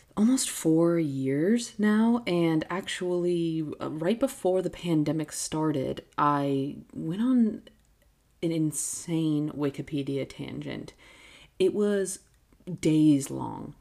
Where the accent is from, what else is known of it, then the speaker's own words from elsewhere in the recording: United States; as an American